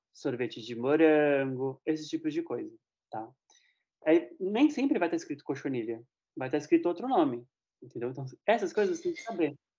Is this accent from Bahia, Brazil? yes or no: no; Osasco, São Paulo, Brazil; em Osasco, né, que pra quem não sabe é minha terra